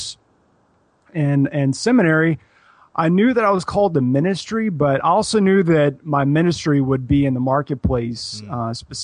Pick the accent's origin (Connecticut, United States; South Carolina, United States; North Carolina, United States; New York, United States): South Carolina, United States; Columbia; now in Houston, United States; I am from Columbia, South Carolina, and I've lived in a couple of different places since then, but currently, I'm living in Houston, Texas